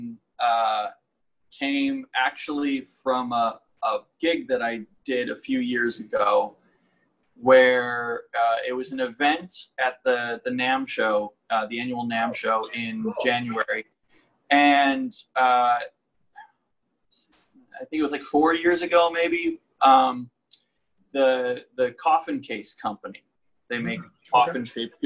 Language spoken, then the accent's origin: English; Buffalo, New York, United States; moved away as an adult; now in Los Angeles, United States; I grew up actually in Western New York, in the suburbs of Buffalo.